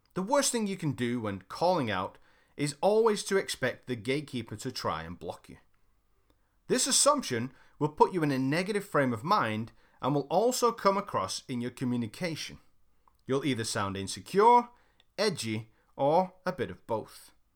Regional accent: United Kingdom; I'm British

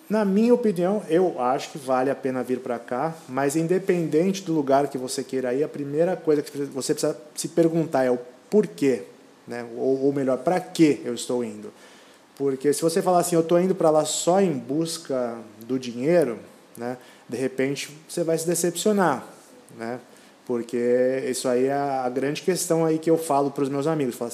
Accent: Brazil; moved away; Não, nós viemos do Brasil, né?

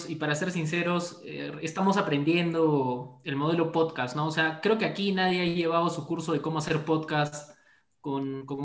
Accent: Cusco, Peru; amigos, no estoy molesto, mi voz es así, van a disculpar, yo vengo del Cusco, somos un poco duros acá, pues pero así somos.

